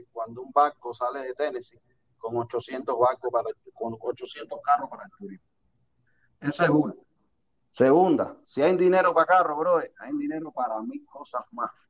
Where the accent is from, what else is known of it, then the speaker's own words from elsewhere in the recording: Cuba; Todos somos cubanos, no somos hermanos.